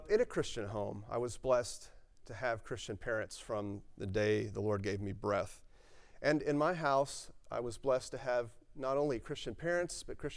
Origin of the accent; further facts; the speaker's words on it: Maryville, Tennessee, United States; also born or lived in Pittsburgh, Pennsylvania / Victoria, Texas / Georgia; now in Texas, United States; most of my life, my formative years were spent growing up in Tennessee. And so even though I was born in Pennsylvania, I consider myself a Southerner and a Tennessean